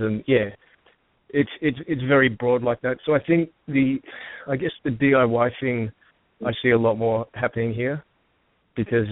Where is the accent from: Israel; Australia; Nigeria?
Australia; now in Los Angeles, United States; I'm from Australia.